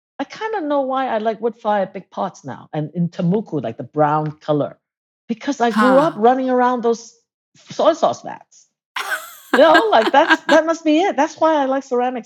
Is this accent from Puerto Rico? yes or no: no; Hong Kong; also born or lived in Cambridge, England; now in Jingdezhen, China; I was born in England in Cambridge. And then I sort of like, we moved to Hong Kong when I was young, but we were always back in England, Cambridge